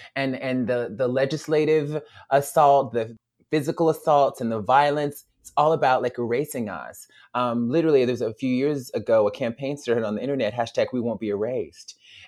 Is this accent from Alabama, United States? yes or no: yes; Alabama, United States; And we were in Alabama, my home state, and we were driving, I think, from Montgomery to Selma.